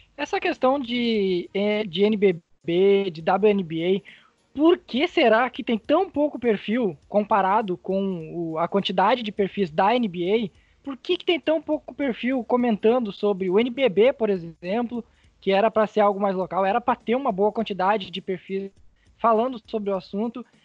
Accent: Venâncio Aires, Rio Grande do Sul, Brazil; Eu sou de Vena Soares

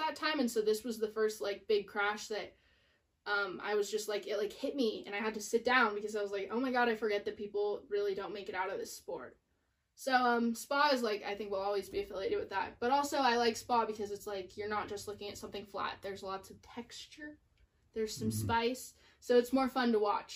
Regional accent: United States; as an American

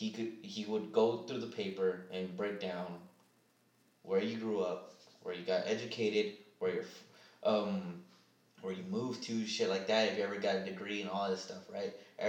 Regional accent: Philadelphia, Pennsylvania, United States; Yeah, you know I'm from Philadelphia, right?

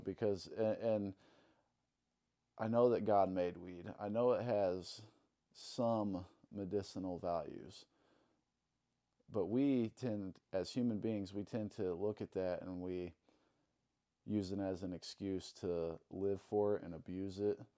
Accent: Alton, Illinois, United States; also born or lived in Saint Charles; I grew up in Alton, Illinois. Uh, been living in Alton all my life, pretty much

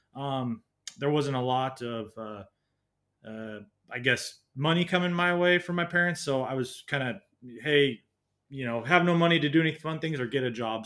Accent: Washington, United States; moved away as an adult; I was born in Washington State in the U S, um, uh, yeah, just a little suburb outside of Seattle by about an hour. Um, and then lived there for most of my life, uh, growing up

